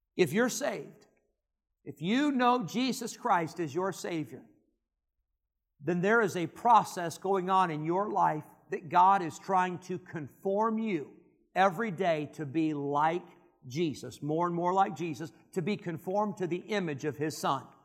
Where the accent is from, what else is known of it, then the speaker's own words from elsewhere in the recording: Rockford, Illinois, United States; also born or lived in Geneseo, Illinois; I grew up in Rockford, Illinois, which is pretty big city for the Midwest, one hundred fifty thousand.